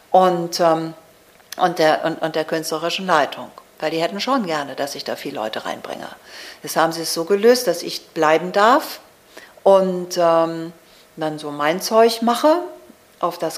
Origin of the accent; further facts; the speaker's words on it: Hamburg, Germany; aber ich bin Ostfriesin. Ich bin in Hamburg aufgewachsen.